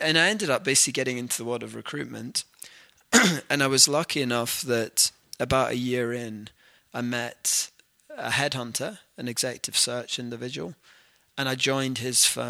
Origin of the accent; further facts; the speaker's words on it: near Aberdeen, Scotland, United Kingdom; moved away as an adult; also born or lived in London; now in Calgary, Canada; I'm originally from Scotland, so grew up near Aberdeen